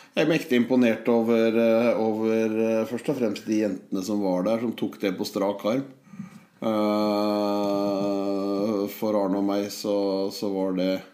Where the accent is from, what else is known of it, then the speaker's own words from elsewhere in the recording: Holmestrand, Vestfold, Norway; moved away; also born or lived in Hamar; Jeg er født og vokst i Holmestrand